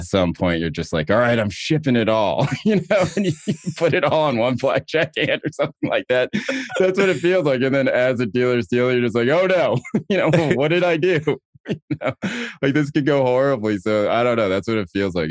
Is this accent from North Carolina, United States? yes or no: yes; Chapel Hill, North Carolina, United States; me, are growing up in Chapel Hill and you're not white